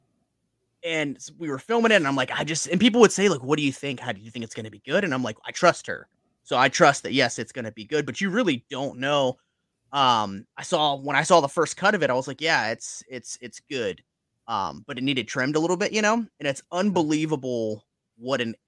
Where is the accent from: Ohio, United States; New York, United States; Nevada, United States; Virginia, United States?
Virginia, United States; we're from Virginia and we're in New Jersey